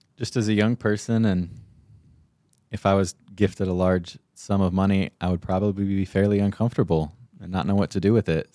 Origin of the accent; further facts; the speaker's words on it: Payson, Arizona, United States; I grew up in Payson